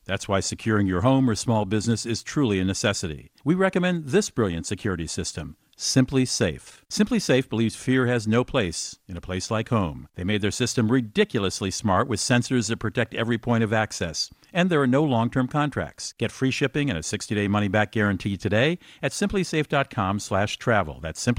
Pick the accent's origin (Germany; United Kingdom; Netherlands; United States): Germany; I grew up in Germany.